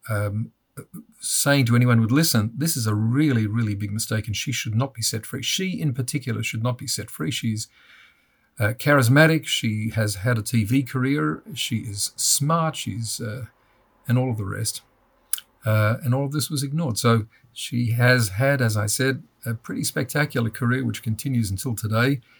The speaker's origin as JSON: {"language": "English", "country": "Australia", "also_born_or_lived": "United States", "moved": "as an adult", "said": "I'm Australian, and anybody who's listening now will realise I'm not uh, from any part of the United States, though I lived in the United States after I finished law school."}